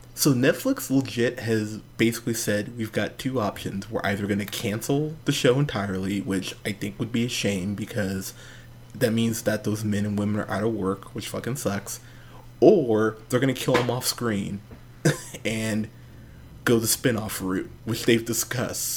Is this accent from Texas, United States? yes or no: no; Pismo Beach, California, United States; I grew up in Pismo Beach, California.